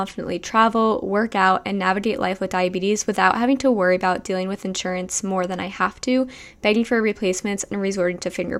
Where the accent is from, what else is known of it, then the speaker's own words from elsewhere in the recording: New Jersey, United States; I'm from New Jersey, so heavily populated state.